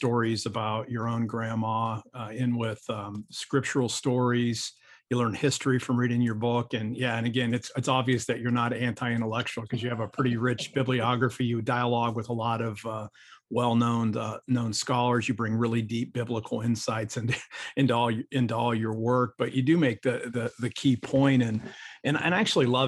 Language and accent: English; Ohio, United States; I'm from Ohio, so I'm just a white guy from Ohio